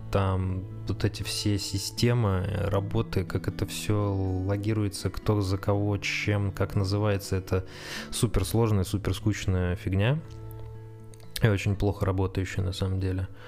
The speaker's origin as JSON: {"language": "Russian", "town": "Saratov", "region": "Saratov Oblast", "country": "Russia", "moved": "as an adult", "lives_now": "Moscow, Russia", "said": "Так вот, значит, э, приехал я в Москву из Саратова. Это был, по-моему, был 16-й год. Э, и устроился в аэропорт."}